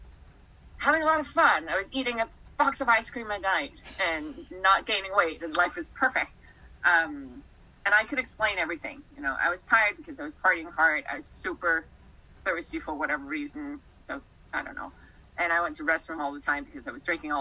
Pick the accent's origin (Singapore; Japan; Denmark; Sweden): Denmark; moved away as an adult; I grew up in Denmark. So back then, I was still back in Denmark